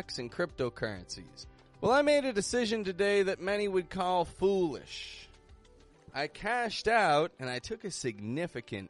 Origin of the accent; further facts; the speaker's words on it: Toronto, Ontario, Canada; moved away as an adult; now in Mexico; I'm from Toronto. That's in Canada.